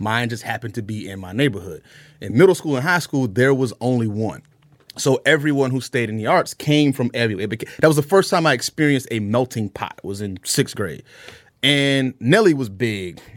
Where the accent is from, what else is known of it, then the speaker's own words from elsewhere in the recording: Jacksonville, Florida, United States; now in Atlanta, United States; we grew up in inner city of Jacksonville, northwest side of Jacksonville